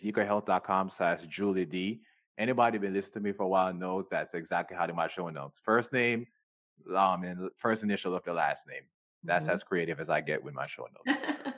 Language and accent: English; Jamaica; moved away; I grew up in Jamaica